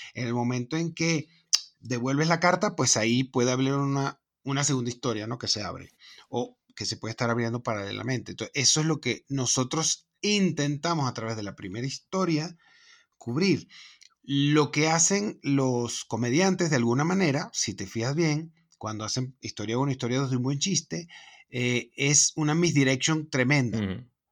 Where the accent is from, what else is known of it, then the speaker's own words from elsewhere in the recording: Venezuela; moved away; soy de Venezuela